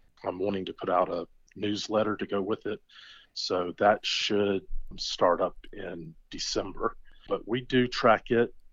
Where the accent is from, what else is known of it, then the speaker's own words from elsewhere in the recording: Charleston, South Carolina, United States; I'm a proud South Carolinian. I was born in Charleston.